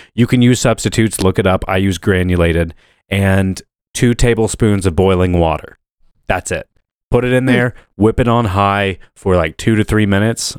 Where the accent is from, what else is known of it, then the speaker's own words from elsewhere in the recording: Muncie, Indiana, United States; I was born in Muncie, Indiana.